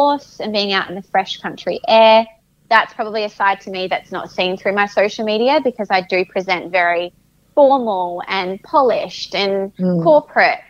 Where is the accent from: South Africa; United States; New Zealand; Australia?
Australia; South Australia; also born or lived in Adelaide Hills; I grew up in Port Wollongong, which is sort of beach. It's a coastal area in South Australia and it's probably about an hour away from the city.